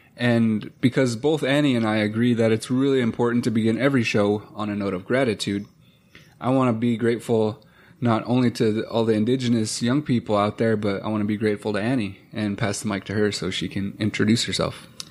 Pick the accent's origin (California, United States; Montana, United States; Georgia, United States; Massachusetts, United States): Montana, United States; growing up on both sides of the mountains was really important